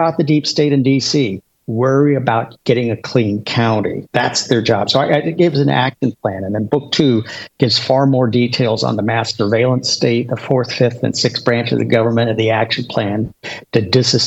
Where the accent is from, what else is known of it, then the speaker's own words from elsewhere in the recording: Washington, United States; I was born and raised in Washington